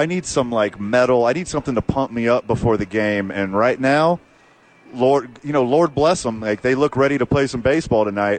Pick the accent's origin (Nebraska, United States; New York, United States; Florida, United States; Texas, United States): Texas, United States; I'm from Texas, born and raised.